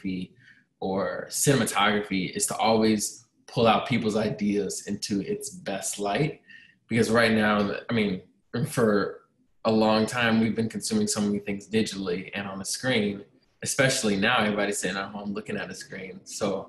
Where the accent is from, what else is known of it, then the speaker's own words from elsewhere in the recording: Northern Virginia, United States; moved away as an adult; now in Chicago, United States; I'm from Northern Virginia, and I moved to Chicago